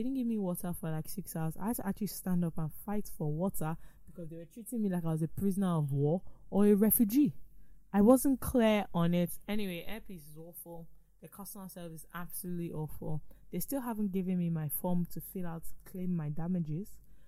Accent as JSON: {"language": "English", "country": "United Kingdom", "said": "Well, I don't have this problem. Like I said, I'm British."}